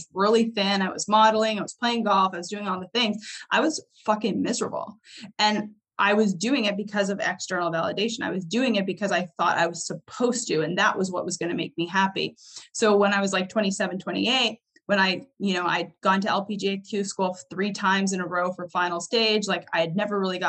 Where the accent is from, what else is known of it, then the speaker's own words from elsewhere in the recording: Canada; I grew up in Canada, so I was actually big into snowboarding